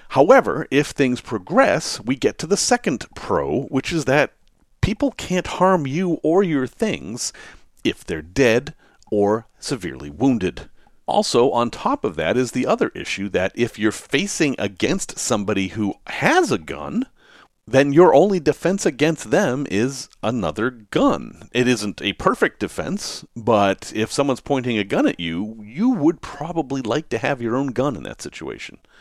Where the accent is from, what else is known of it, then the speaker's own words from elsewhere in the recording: Massachusetts, United States; I grew up in Massachusetts